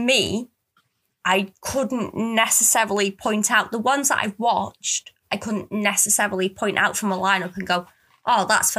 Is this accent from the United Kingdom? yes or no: yes; United Kingdom; that could be because I'm British and we've been brought up on these films.